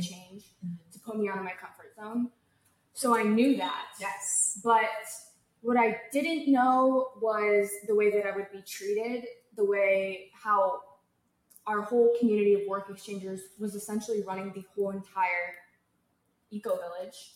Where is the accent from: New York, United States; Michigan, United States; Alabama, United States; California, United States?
California, United States; I'm from California